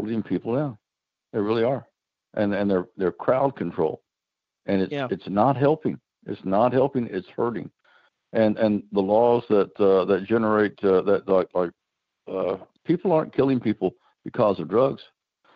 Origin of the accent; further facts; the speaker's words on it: Eastern Kentucky, United States; I'm from Eastern Kentucky